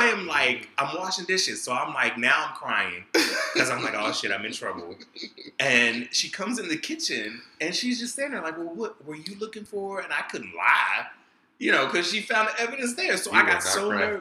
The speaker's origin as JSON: {"language": "English", "town": "Baton Rouge", "region": "Louisiana", "country": "United States", "tie": "born or raised there", "said": "I grew up in Baton Rouge"}